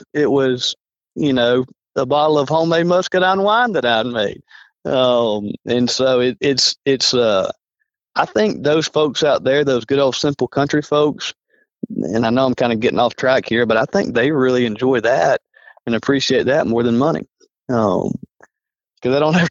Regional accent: Alabama, United States; I'm from Alabama.

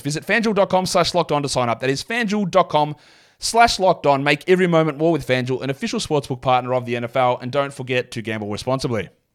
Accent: Australia; I'm from Australia.

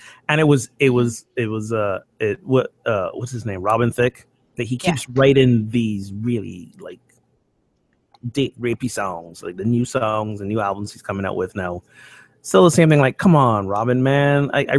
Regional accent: Barbados; When I grew up in Barbados, we didn't just have a Christmas Day service. We had a sunrise Christmas morning service.

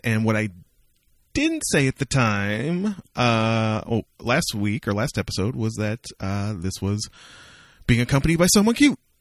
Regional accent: Amherstburg, Ontario, Canada; moved away; the Richmond Popcorn Company, which is a popcorn store that opened in my hometown

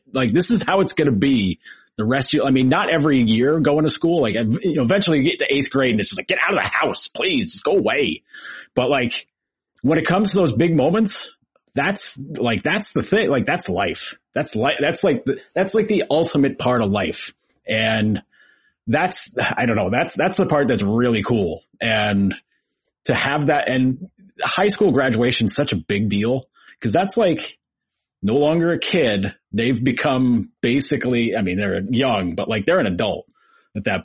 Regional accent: Troy, New York, United States; I went to a Catholic school in Troy, New York

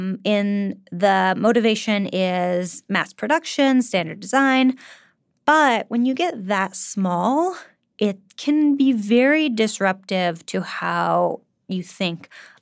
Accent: California, United States; I'm from California

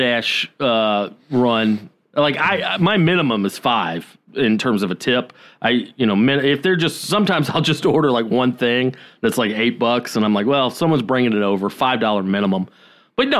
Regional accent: Georgia, United States; moved away; Growing up in Georgia

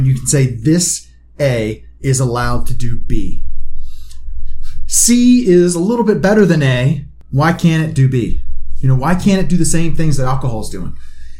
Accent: Pennsylvania, United States; we both grew up in Pennsylvania.

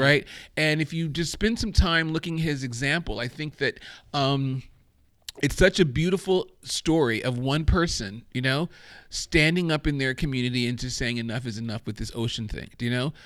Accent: Germany; moved away; I grew up in Germany

